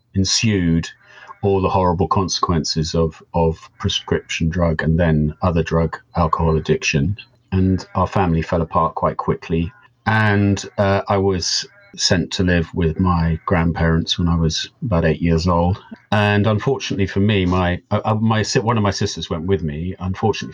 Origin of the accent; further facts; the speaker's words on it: United Kingdom; also born or lived in Devon; I am a British person currently living in the UK in the southwest of Devon.